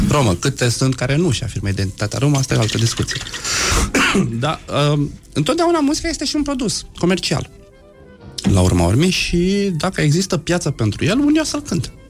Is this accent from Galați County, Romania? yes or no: yes; Galați, Galați County, Romania; pe lângă faptul că sunt rom, mai sunt și gălățean